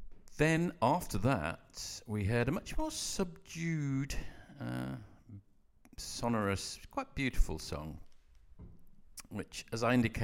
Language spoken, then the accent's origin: English; Coventry, West Midlands, United Kingdom; I'm in fact from Coventry